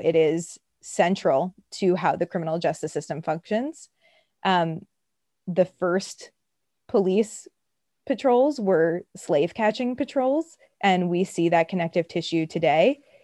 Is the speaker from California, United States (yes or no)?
no; New York City, New York, United States; I grew up, so I'm from Brooklyn